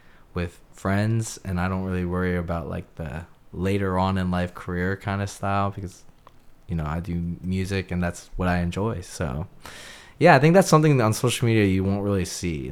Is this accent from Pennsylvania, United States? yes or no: yes; Lansdale, Pennsylvania, United States; also born or lived in Seattle, Washington / Bloomsburg, Pennsylvania / Conshohocken, Pennsylvania; Then I came to North Wales or Lansdale area, and I was there almost all my life